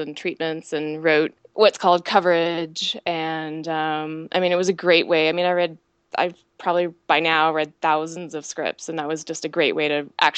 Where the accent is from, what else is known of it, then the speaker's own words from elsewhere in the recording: Seattle, Washington, United States; My husband and I, we're both from Seattle, which is very close to Canada